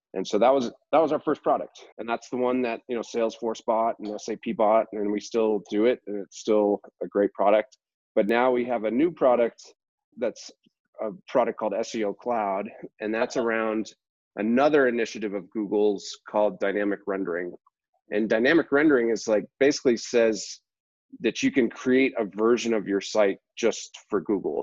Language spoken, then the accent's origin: English; Boston, Massachusetts, United States; moved away as an adult; I'm originally from the Boston area